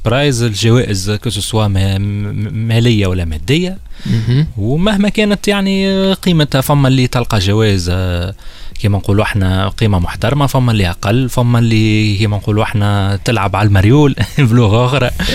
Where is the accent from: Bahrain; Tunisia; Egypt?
Tunisia; عندنا في تونس